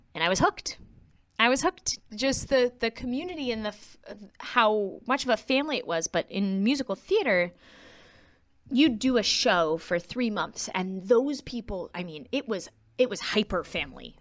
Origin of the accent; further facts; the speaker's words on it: Quincy, Massachusetts, United States; I was born in Quincy, Massachusetts, um, to two people who did choral music in a very musical family. So I grew up extremely musical